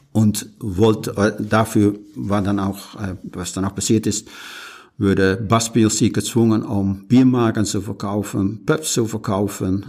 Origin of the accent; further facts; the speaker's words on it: Netherlands; German is a second language; now in Rhön, Germany; bin mal Niederländer, äh, schon seit vielen Jahren.